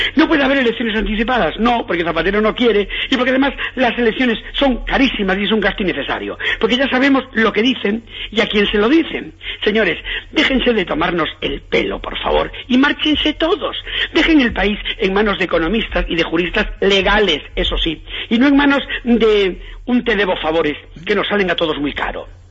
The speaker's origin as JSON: {"language": "Spanish", "region": "Galicia", "country": "Spain", "said": "yo soy gallego"}